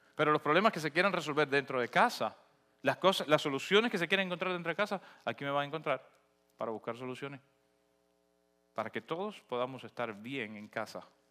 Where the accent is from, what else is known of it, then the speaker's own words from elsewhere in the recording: Cuba; moved away; No porque dejé de ser cubano, no porque renuncié a mi identidad